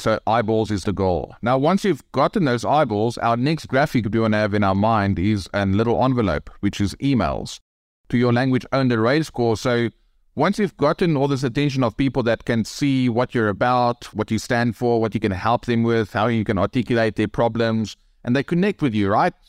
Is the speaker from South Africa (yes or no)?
yes; South Africa; accent: South African; I'm from Africa